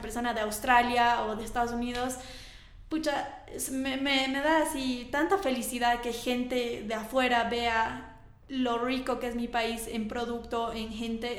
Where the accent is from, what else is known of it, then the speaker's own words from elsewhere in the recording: Bolivia; moved away as an adult; ahora he vuelto a Bolivia. Bueno, ya he vuelto hace dos años y medio